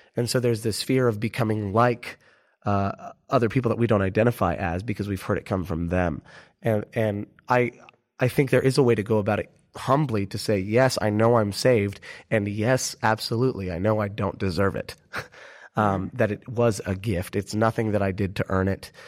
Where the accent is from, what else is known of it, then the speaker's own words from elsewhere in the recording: United States; everyone immediately knows we're American